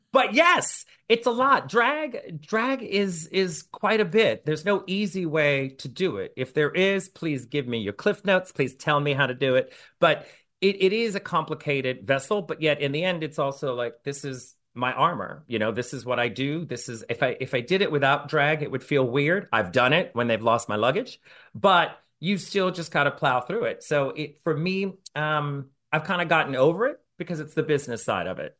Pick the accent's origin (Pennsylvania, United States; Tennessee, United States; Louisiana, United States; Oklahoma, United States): Louisiana, United States; New Orleans; I'm from New Orleans